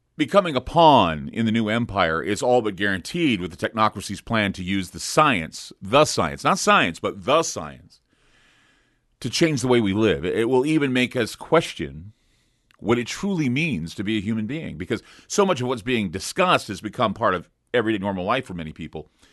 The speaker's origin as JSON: {"language": "English", "country": "United States", "said": "I'm an American"}